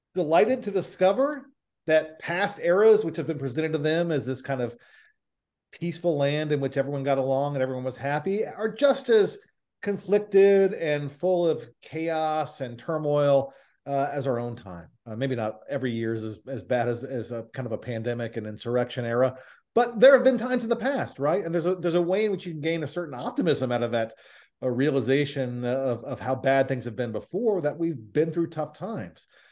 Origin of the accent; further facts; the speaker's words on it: Nashville, Tennessee, United States; I'm from Nashville